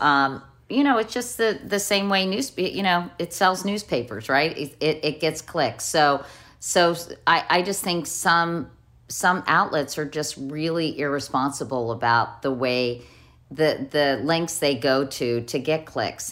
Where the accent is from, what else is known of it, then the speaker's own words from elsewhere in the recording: Arlington, Virginia, United States; I had growing up in Arlington, Virginia.